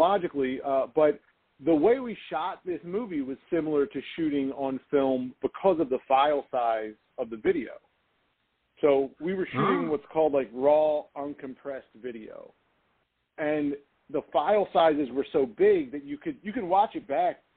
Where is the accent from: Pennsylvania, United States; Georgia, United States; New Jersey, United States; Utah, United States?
Pennsylvania, United States; Philadelphia; I grew up I grew up in South Philadelphia in an Italian American neighborhood